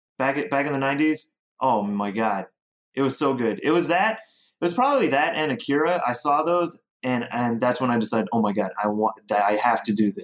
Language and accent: English; South Korea; also born or lived in Ohio / Oregon; now in United States; I'm from all over the place. I grew up in Korea. I went to school in Rhode Island. I worked in Boston. I grew up in Oregon as well.